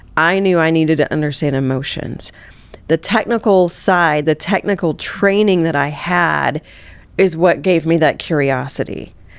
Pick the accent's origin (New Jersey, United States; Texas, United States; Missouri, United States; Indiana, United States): Missouri, United States; Southeast; I grew up in Southeast Missouri